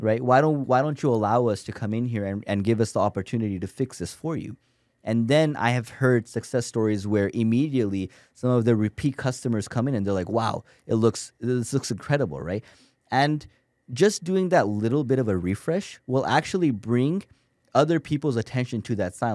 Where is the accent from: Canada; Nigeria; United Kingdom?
Canada; Toronto, Ontario; moved away as an adult; now in United States; I'm from Toronto, Canada